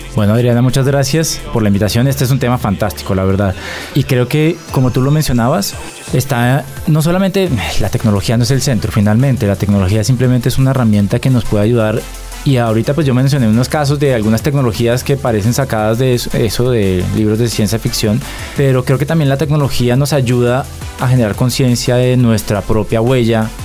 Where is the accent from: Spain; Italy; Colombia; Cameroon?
Colombia